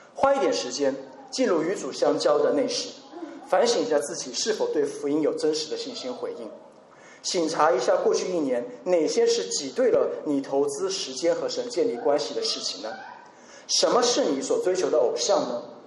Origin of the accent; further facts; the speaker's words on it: China; 我们中国人也最擅长囤货